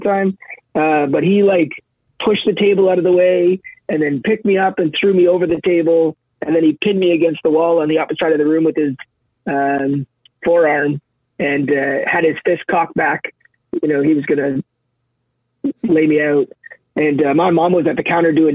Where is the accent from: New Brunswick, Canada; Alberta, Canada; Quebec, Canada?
New Brunswick, Canada; Saint John; also born or lived in Brown's Flat, New Brunswick; spent the first 8 years of my life in St. John. Then my parents separated, and I moved with my mom to Brown's Flat, New Brunswick